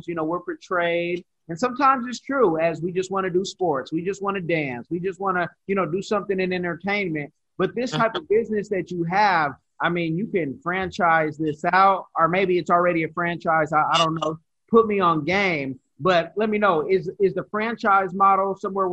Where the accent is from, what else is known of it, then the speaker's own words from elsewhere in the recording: California, United States; moved away as an adult; also born or lived in Louisiana / Texas; now in South Florida, United States; I'm from California